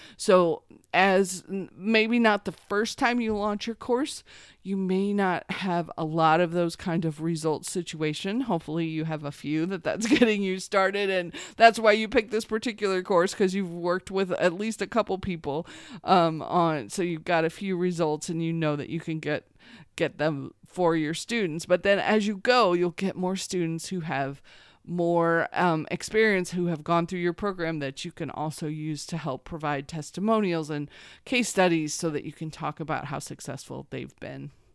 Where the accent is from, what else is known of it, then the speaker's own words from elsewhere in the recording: Missouri, United States; I grew up in Missouri